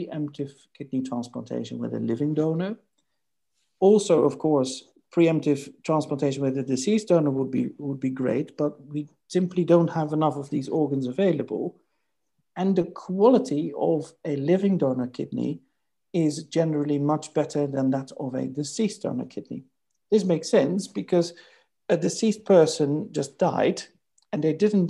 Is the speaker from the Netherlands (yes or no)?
yes; Netherlands; moved away as an adult; now in United Kingdom; my native country, my home country, the Netherlands